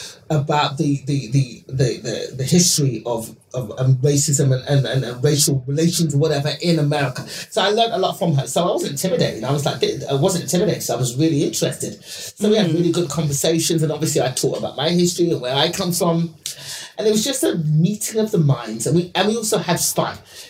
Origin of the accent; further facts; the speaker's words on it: England, United Kingdom; because I'm from England.